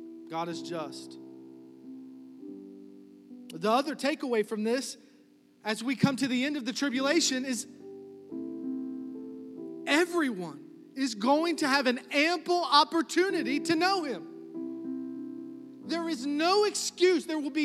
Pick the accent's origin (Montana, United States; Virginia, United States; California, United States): Virginia, United States; New Kent; I'm from New Kent